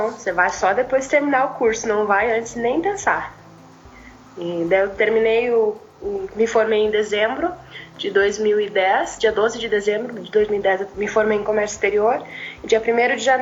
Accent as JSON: {"language": "Portuguese", "town": "Novo Hamburgo", "region": "Rio Grande do Sul", "country": "Brazil", "moved": "yes", "said": "eu tenho 29 anos, Sou de Novo Hamburgo, Rio Grande do Sul, nasci num lar cristão"}